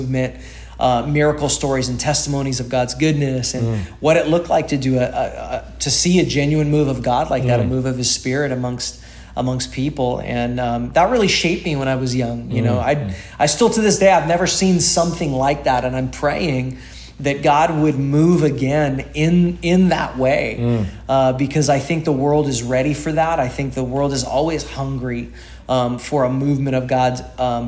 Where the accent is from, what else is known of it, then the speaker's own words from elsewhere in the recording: Salinas, California, United States; now in Hawaii Kai, United States; I was raised in Salinas, California. So a town close to like Monterey Bay, the Monterey Bay area of California. And I grew up there